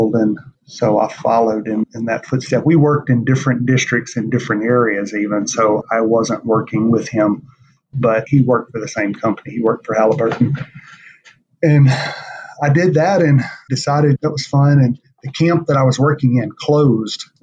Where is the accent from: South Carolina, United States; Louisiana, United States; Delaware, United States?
Louisiana, United States; Ferriday; I was raised in Louisiana, small town